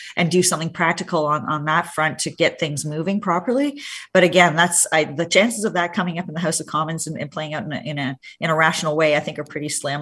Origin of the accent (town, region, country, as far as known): Hamilton, Ontario, Canada; born or raised there; now in Ottawa, Canada